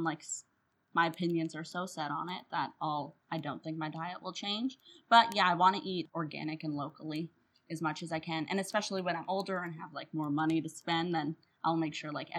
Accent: Canada; also born or lived in Ottawa, Canada; as a Canadian, I love maple syrup.

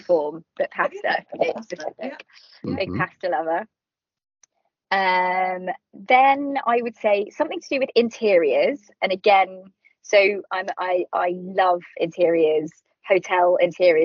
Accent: London, United Kingdom; I'm a Londoner, born and raised, and I love it here

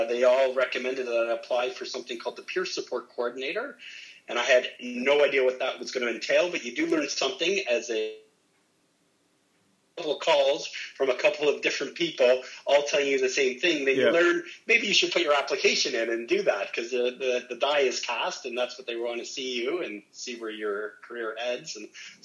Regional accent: Ottawa, Ontario, Canada; also born or lived in Niagara; I decided I wanted to come back to my hometown of Ottawa, and came back here in 2001.

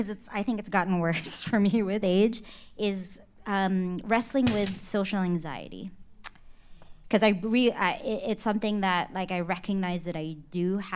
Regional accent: Philippines; because I think being a Filipino, servitude is a thing in our culture, right?

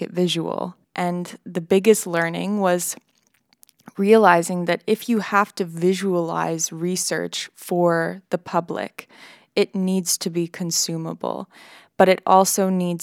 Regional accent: Vancouver, British Columbia, Canada; I'm from Vancouver in Canada

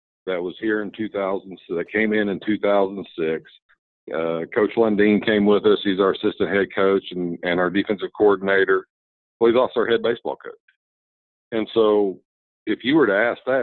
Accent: Lamar, Missouri, United States; also born or lived in Kirksville, Missouri; Lamar's my hometown. I have 7 sisters and 4 brothers

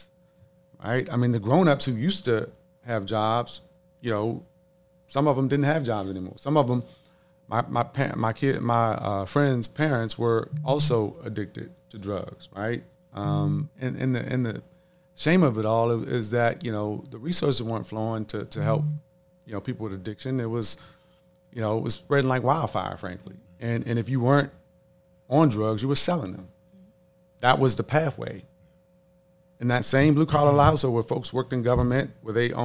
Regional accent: Washington, District of Columbia, United States; a lot of kids growing up in the District of Columbia in the late 80s, early 90s, during the crack epidemic

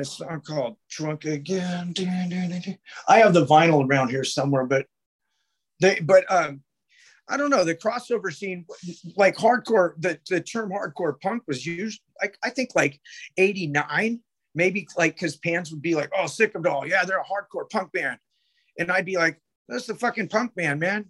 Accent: Sacramento, California, United States; I grew up in Oak Park, Sacramento

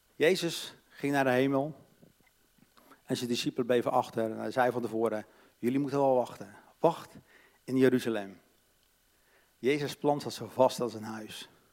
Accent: Katwijk, South Holland, Netherlands; Ik ben opgegroeid in een christelijk gezin, hervormd, in Katwijk, aan zee

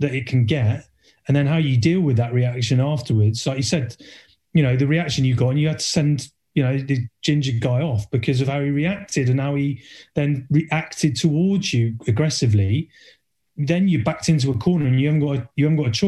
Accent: Cornwall, South West England, United Kingdom; moved away; I'm from Cornwall originally

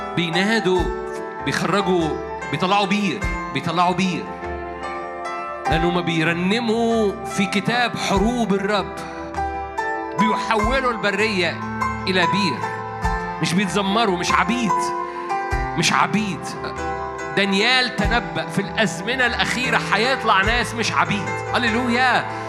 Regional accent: Egypt

